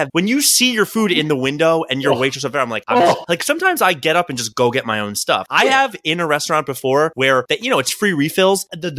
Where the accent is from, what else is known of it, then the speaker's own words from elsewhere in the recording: Maryland, United States; accent: Maryland; My Maryland accent has, like, other than wooter, which I do on purpose to annoy you, like, I say warsh on purpose to annoy you